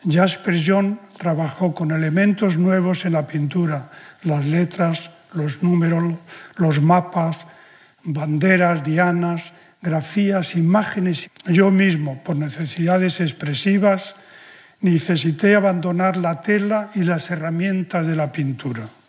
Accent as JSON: {"language": "Spanish", "country": "Spain", "said": "la condición de español, en, mi caso"}